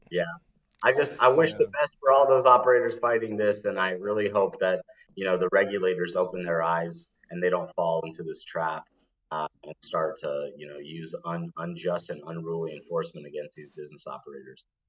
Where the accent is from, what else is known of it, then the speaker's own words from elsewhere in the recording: Denver, Colorado, United States; now in Rio Vista, United States; Denver, Colorado, my home state and hometown